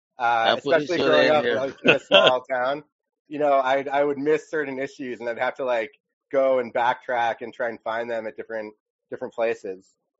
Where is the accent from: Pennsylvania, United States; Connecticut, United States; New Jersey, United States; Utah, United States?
Connecticut, United States; Bloomfield; moved away as an adult; also born or lived in Los Angeles area; now in Los Angeles, United States; I'm originally from a small town in Connecticut, Bloomfield, Connecticut.